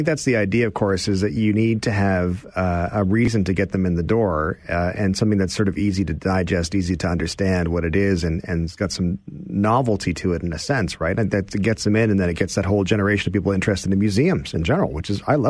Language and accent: English; Stratford, Ontario, Canada; I say I'm from Stratford